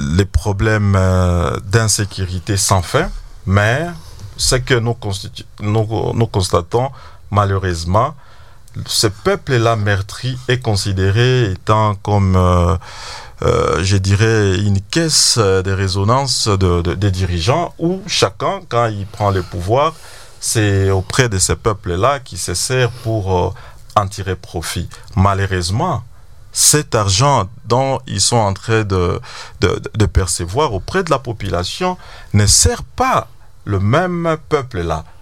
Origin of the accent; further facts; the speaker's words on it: DR Congo; chez nous à Goma et à Bukavu